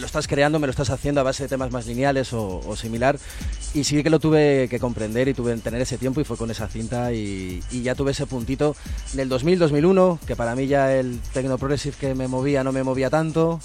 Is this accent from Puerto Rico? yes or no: no; Guadalajara, Castilla-La Mancha, Spain; yo soy de Guadalajara